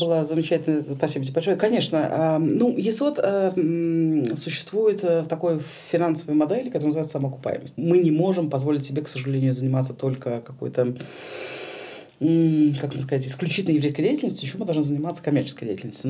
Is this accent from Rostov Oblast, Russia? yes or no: no; Saint Petersburg, Russia; я петербурженка